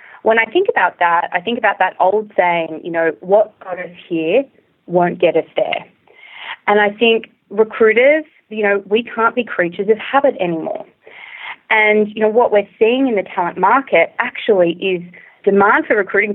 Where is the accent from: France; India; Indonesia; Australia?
Australia; accent: Australian; moved away as an adult; also born or lived in China / Singapore; now in San Francisco, United States; If you haven't already guessed from my accent, I'm originally from Australia